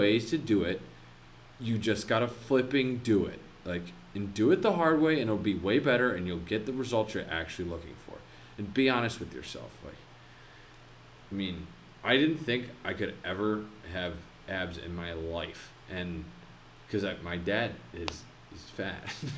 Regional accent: Chicago, Illinois, United States; now in Minnesota, United States; I'm from Chicago

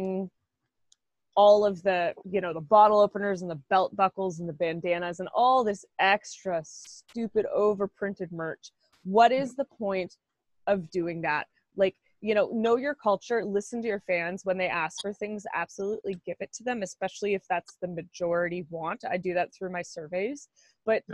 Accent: Oshawa, Ontario, Canada; I'm … from Oshawa

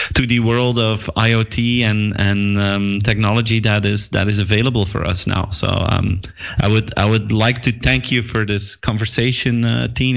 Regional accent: Belgium; I'm from Belgium myself

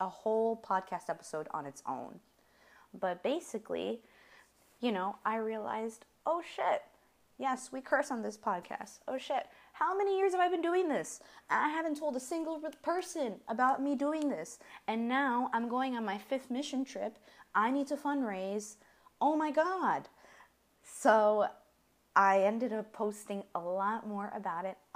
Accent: United States; We're American.

